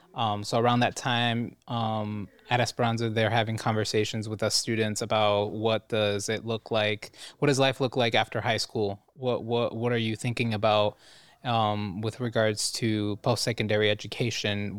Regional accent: Cleveland, Ohio, United States; growing up in Cleveland, I was just like an anime kid

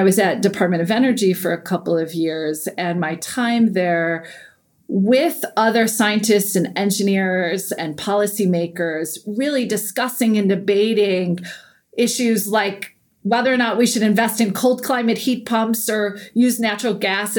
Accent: Iowa, United States; Like, I come from Iowa. There's plenty of space in Iowa, right?

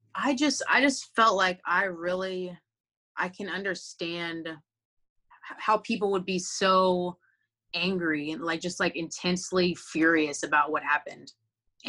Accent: Texas, United States; I grew up on the Texas independent scene

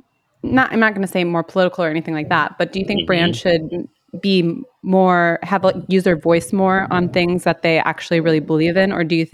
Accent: United States; moved away; I'm originally from the States and I still follow a bunch of people, obviously, from back home.

